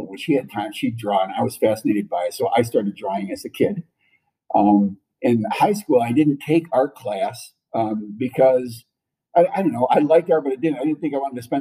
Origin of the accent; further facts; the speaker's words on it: Otsego, Michigan, United States; now in Charlotte, United States; I grew up in a city called Otsego, which is north of Kalamazoo